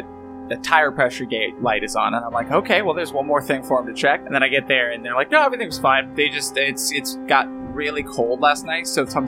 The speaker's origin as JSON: {"language": "English", "region": "Arizona", "country": "United States", "tie": "born or raised there", "said": "I was born in Arizona."}